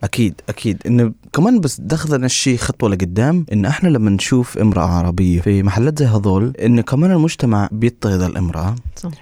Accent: Negev, Southern District, Israel; عندنا في النقب

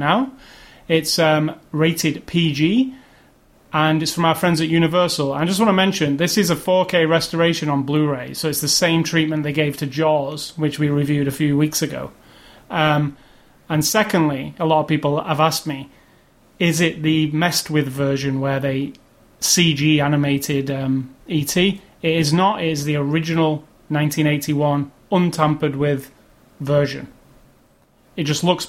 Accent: England, United Kingdom; as an English kid

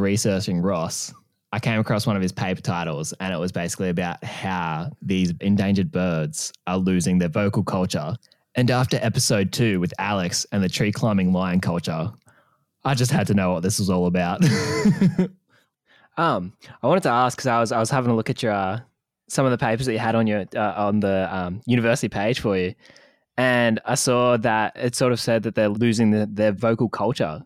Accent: Wollongong, New South Wales, Australia; I'm actually from Wollongong

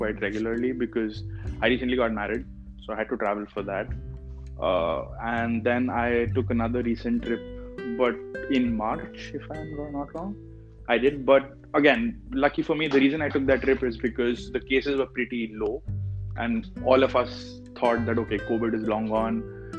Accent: North India, India; moved away; Okay, we come from North India, so we're still used to a little bit of cold

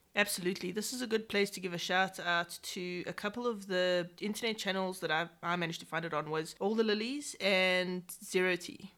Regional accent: England, United Kingdom; I am very English

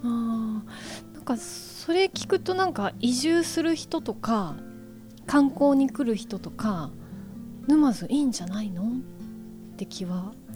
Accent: Kansai, Japan; now in Numazu, Japan; 私も、えーと、と関西出身でして

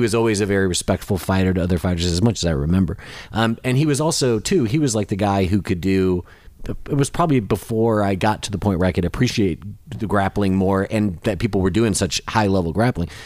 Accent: Michigan, United States; now in Nashville, United States; I'm originally from Michigan

